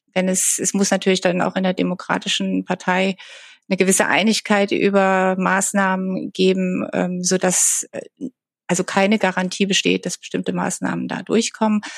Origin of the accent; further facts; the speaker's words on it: Germany; now in Washington, United States; bei uns in Deutschland oder in Europa